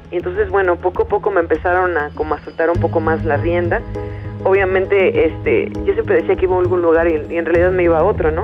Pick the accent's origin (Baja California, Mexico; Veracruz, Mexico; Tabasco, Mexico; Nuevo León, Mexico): Veracruz, Mexico; Yo nací en Veracruz, en el puerto de Veracruz en los años 80, en una familia también de clase media